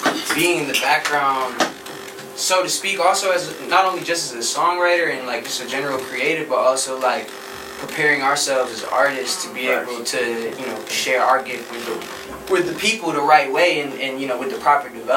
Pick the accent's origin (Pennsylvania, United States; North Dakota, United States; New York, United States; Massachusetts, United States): Massachusetts, United States; Boston; now in Los Angeles, United States; I'm from Boston